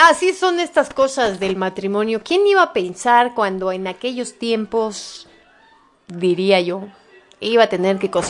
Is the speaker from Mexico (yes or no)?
yes; Mexico; ¿Será porque la mayoría de los locutores somos mexicanos?